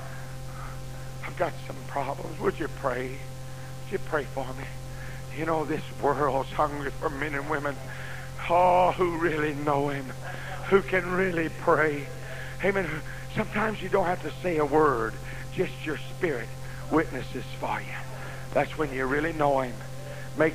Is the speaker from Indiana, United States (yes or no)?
no; Norman, Oklahoma, United States; I told him, Norman, Oklahoma